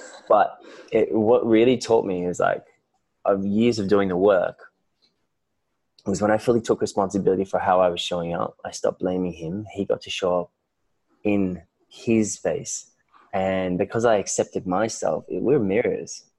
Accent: Melbourne, Victoria, Australia; moved away as an adult; now in Bali, Indonesia; I was born and raised in Melbourne, Australia.

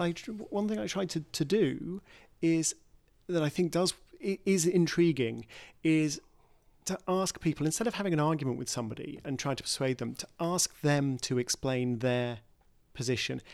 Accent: United Kingdom; in my home country, Brexit

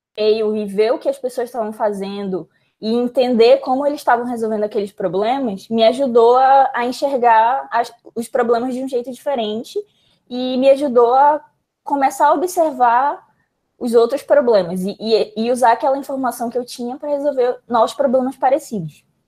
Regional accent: Manaus, Amazonas, Brazil; moved away as an adult; eu sou de Manaus, então Manaus é mais isolado ainda

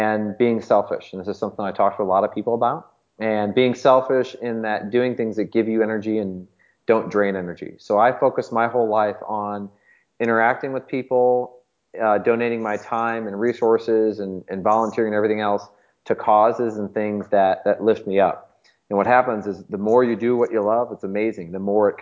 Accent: St. Louis, Missouri, United States; born and raised in St. Louis my whole life

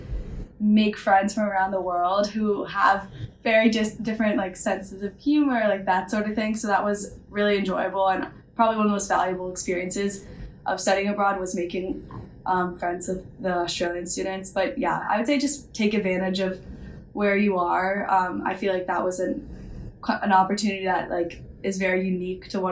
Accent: Washington, District of Columbia, United States; also born or lived in North Carolina; I'm from DC

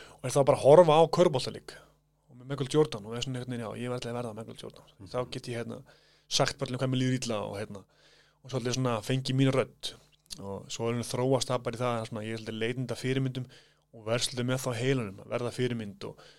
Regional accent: Kópavogur, Capital Region, Iceland; also born or lived in Hvammstangi; Ég fættur þar en ég er svona uppalinn í kópóðinum

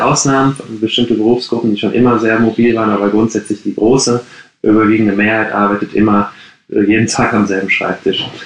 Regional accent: Gladbeck, North Rhine-Westphalia, Germany; moved away as an adult; now in Berlin, Germany; ich bin gebürtiger Ruhrpottler, wie man das sagt. Ich komme aus Gladbeck

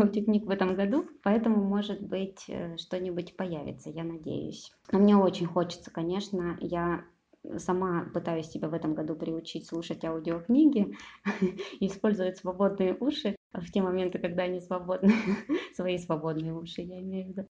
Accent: Kropotkin, Russia; moved away; also born or lived in Novosibirsk; на своей родине, да, в поселке Кропоткин

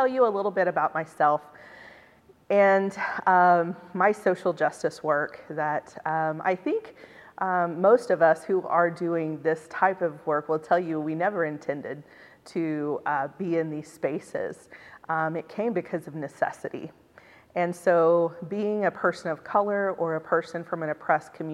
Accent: Oklahoma, United States; I was from Oklahoma, but I attend here at Cottey

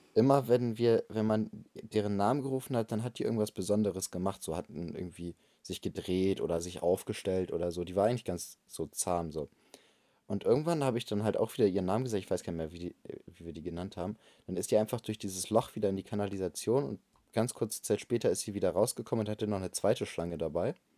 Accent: Bremen, Germany; ich komme aus Bremen.

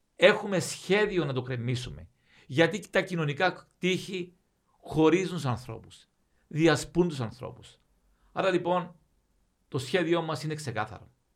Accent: Cyprus

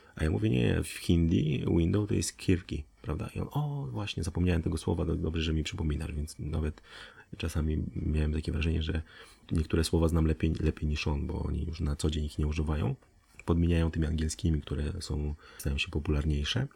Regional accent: Poland; z Polski

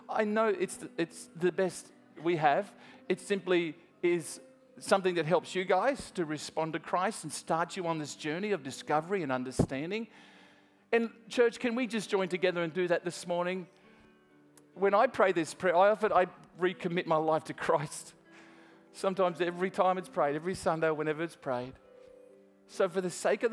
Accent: Australia; I'm Australian

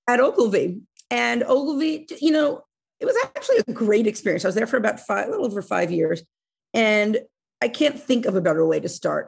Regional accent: Oceanside, New York, United States; I grew up on Long Island, uh, in Oceanside, which is really, it's about a half hour outside

